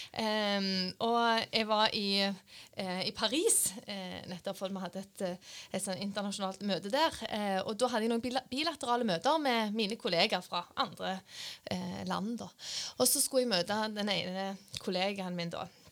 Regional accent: Randaberg, Rogaland, Norway; moved away; Jeg er fra Randaberg.

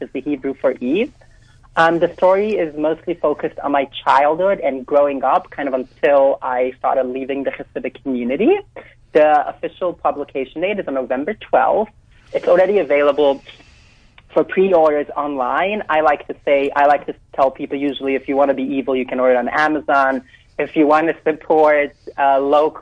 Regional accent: New York City, New York, United States; I grew up in Williamsburg in Brooklyn.

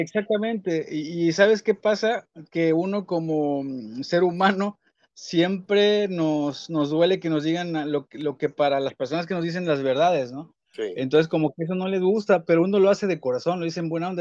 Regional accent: Veracruz, Mexico; así somos los jarochos.

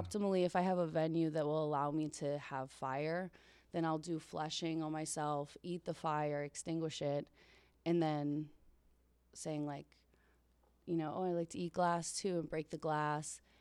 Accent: Pittsburgh, Pennsylvania, United States; I grew up in Pittsburgh, right in, like, the south, like, boroughs, South Hills.

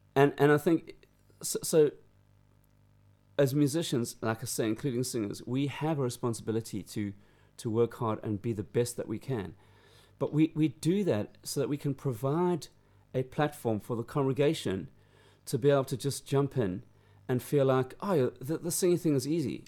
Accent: Durban, KwaZulu-Natal, South Africa; now in United Kingdom; growing up in South Africa

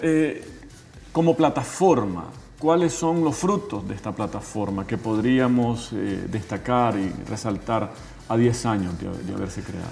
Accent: Nicaragua; como nicaragüense

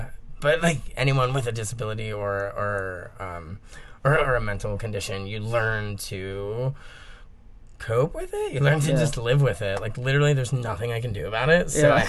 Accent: Miami, Florida, United States; born there; So I was born on a waterbed in Miami, Flori

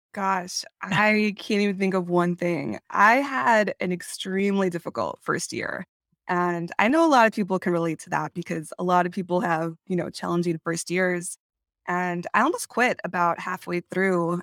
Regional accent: California, United States; moved away; I am originally from California

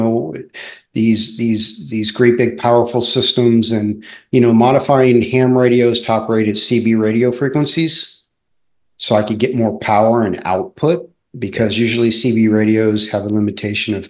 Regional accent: Southern California, United States; I raced BMX growing up in Southern California

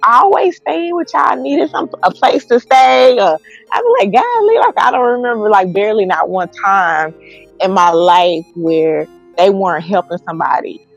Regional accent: Texas, United States; I'm from Texas

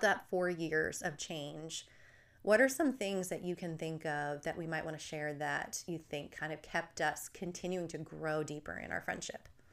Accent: New Jersey, United States; accent: New Jersey; my roommate and I were both from New Jersey

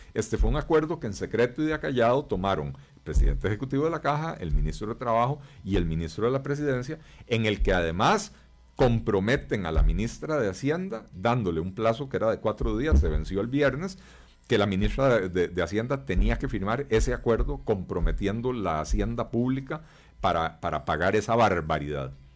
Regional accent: Costa Rica; somos todos los costarricenses

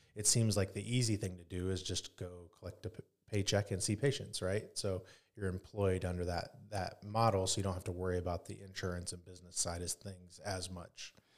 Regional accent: Grabill, Indiana, United States; also born or lived in Pennsylvania / Michigan; I grew up in Northeast Indiana, in Grable, Indiana, and, uh, went to Leo

